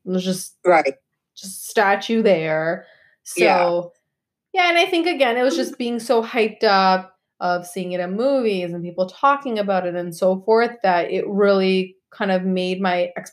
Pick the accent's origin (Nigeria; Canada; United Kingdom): Canada; Montreal, Quebec; I was born in Montreal